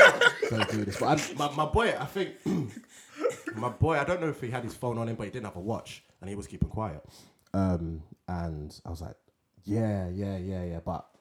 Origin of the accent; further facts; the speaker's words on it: Nigeria; also born or lived in United Kingdom; Well, my situation was I grew up part Nigeria, part here.